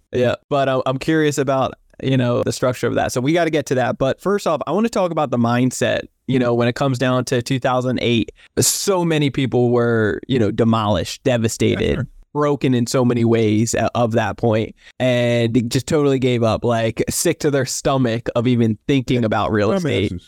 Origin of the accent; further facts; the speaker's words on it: New Jersey, United States; I grew up in New Jersey, South Jersey